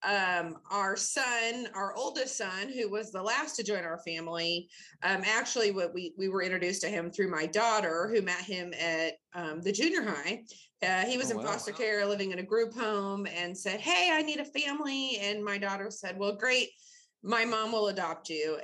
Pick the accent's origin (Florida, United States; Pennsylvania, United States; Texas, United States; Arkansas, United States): Arkansas, United States; Bentonville; I grew up in Bentonville back in the day when the population was like 13,000, graduated from Bentonville High School